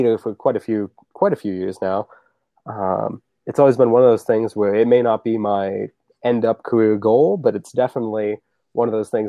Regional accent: Vermont, United States; born or raised there; accent: New England; now in Spokane, United States

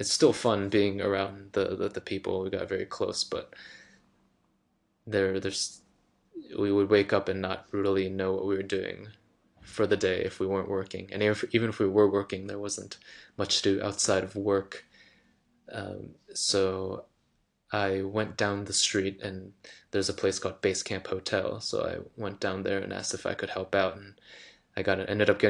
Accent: East Coast, United States; go back home to the East Coast

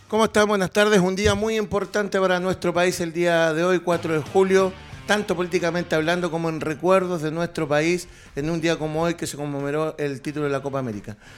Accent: Chile

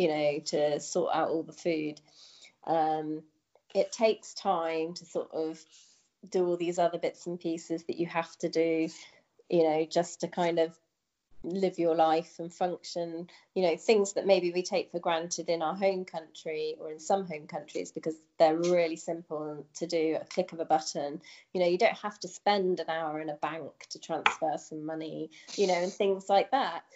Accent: United Kingdom; moved away as an adult; also born or lived in Singapore / China; when I come back to the UK

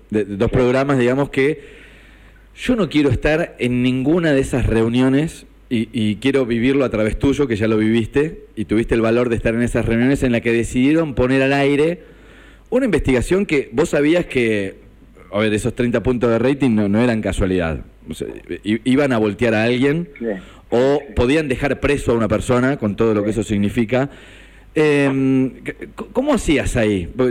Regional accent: Necochea, Buenos Aires Province, Argentina; escucho una radio de Necochea, que es de donde soy

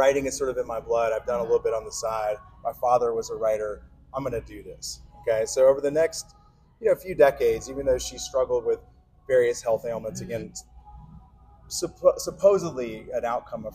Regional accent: Alabama, United States; I'm from Alabama

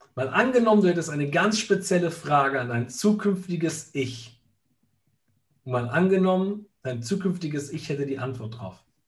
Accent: Italy; bei uns in Italien

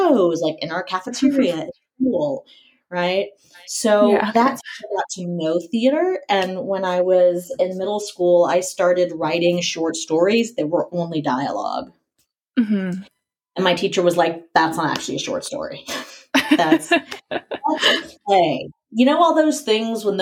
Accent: Tallahassee, Florida, United States; moved away as an adult; also born or lived in Atlanta, Georgia / Los Angeles, California; now in Philadelphia, United States; I grew up right outside Tallahassee

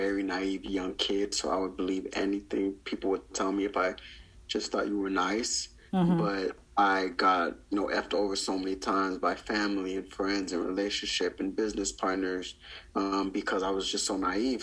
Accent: Downey, California, United States; I grew up in Downey

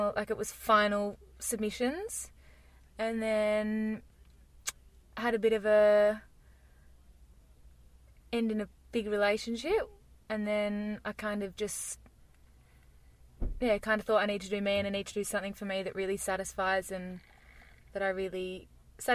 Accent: Perth, Western Australia, Australia; I grew up in Perth

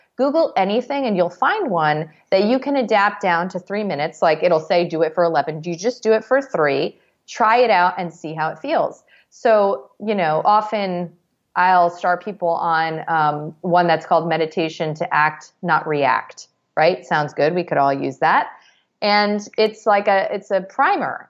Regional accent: New York, United States; As a New Yorker

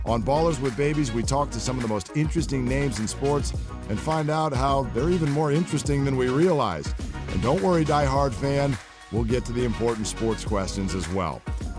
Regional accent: the Bay Area, California, United States; I grew up in the Bay

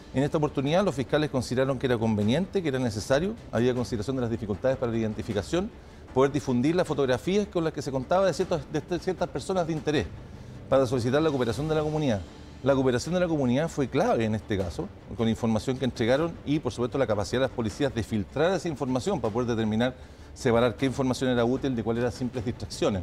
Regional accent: Chile; Eso lo enfrentamos como chilenos

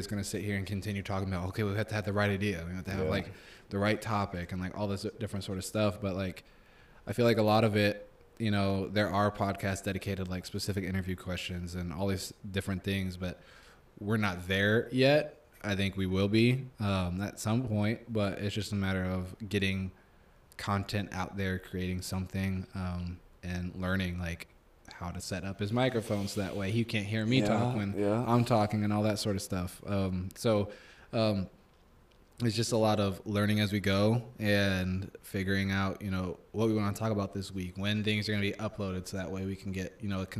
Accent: Omaha, Nebraska, United States; I'm from Omaha.

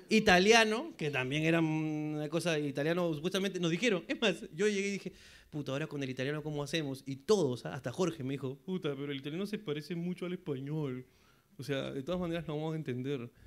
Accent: Peru; Uno como peruano dice, puta madre, me pica.

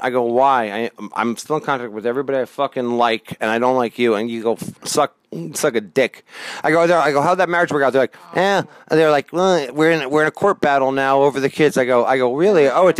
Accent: New Jersey, United States; growing up in Jersey in the 80s

